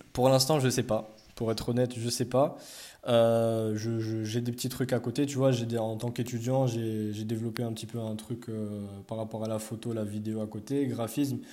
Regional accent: Morocco; now in France; on est tous marocains, on parle tous arabe

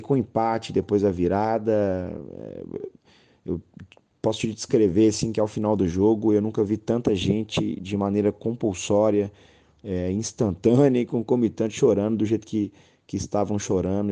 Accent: Belo Horizonte, Minas Gerais, Brazil; moved away as an adult; Eu, eu sou um belo horizontino que me radiquei no interior durante sete anos

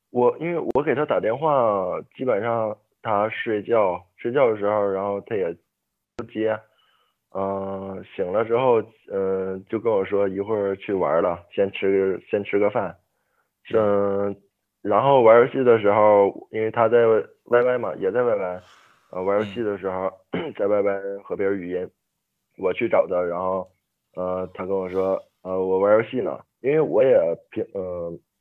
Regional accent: Liaoning, China; 我也是辽宁的

